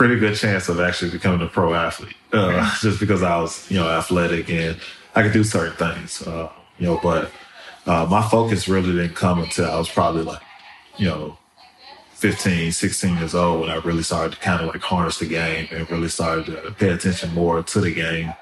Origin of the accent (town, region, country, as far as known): Memphis, Tennessee, United States; born or raised there; also born or lived in New Orleans, Louisiana